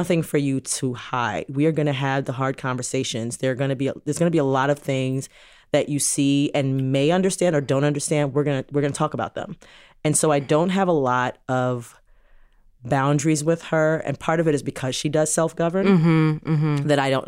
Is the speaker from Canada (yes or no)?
no; Jamaica; Because we're Jamaican